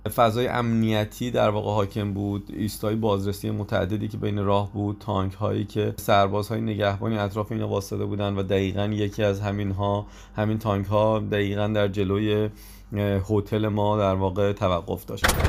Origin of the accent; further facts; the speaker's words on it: Iran; ما از ایران اومدیم